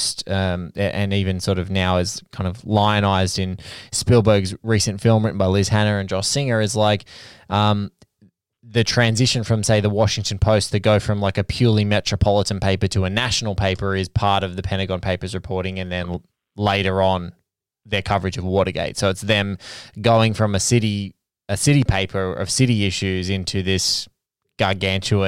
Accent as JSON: {"language": "English", "town": "Sydney", "region": "New South Wales", "country": "Australia", "tie": "born or raised there", "said": "I'm seeing it in my hometown"}